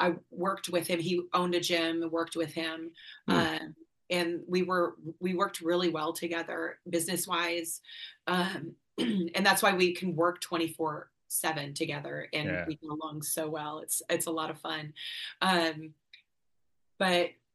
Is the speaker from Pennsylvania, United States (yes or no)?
no; Antioch, Illinois, United States; born or raised there; moved away as an adult; now in Alabama, United States